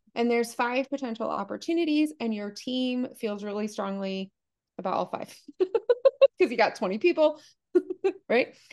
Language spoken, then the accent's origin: English; United States; I grew up really poor. I'm from the United States, as you can hear